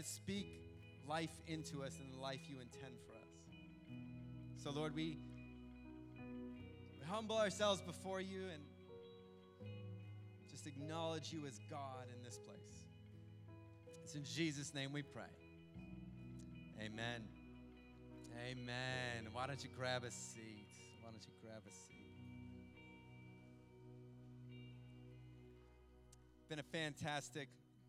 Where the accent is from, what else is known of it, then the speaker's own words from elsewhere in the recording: Cleveland, Ohio, United States; my local team, my hometown. I'm forever a Cleveland sports fan. That's the area where I grew up